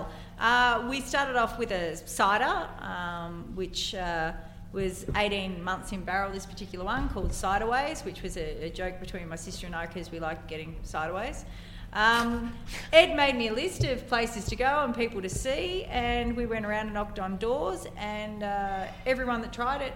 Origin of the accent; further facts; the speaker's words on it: Ballarat, Victoria, Australia; my hometown